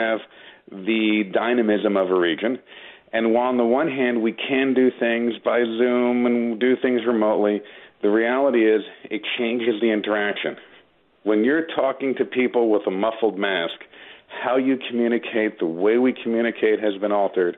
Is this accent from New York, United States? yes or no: yes; Long Island, New York, United States; moved away as an adult; also born or lived in Manhattan, New York; now in Westchester, United States; I grew up in Long Island, lived in Manhattan for a while, now I live in Westchester